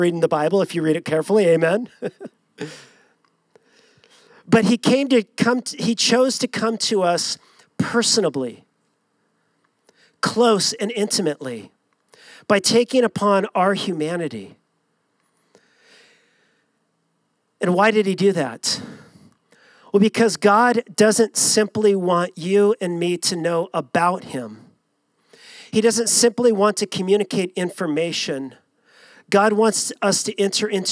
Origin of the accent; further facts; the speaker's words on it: Long Beach, California, United States; growing up in Southern California, born and raised in Long Beach